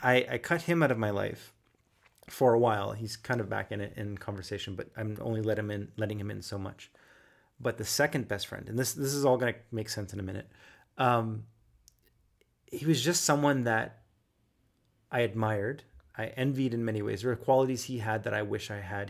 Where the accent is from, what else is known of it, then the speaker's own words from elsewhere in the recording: Halifax, Nova Scotia, Canada; moved away; also born or lived in Toronto; I was from Halifax